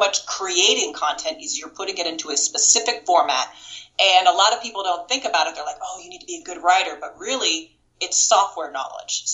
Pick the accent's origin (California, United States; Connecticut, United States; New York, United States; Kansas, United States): Kansas, United States; moved away; also born or lived in Florida / Las Vegas; I'm from Kansas originally.